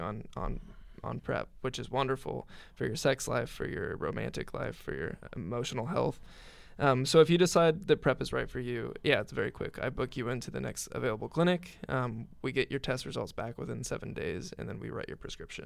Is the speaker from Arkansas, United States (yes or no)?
no; Greencastle, Indiana, United States; where I grew up in Greencastle